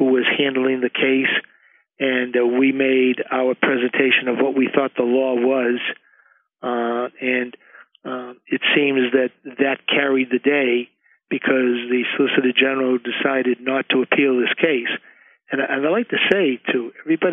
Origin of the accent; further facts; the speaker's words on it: Medford, Massachusetts, United States; He and I grew up here in Medford together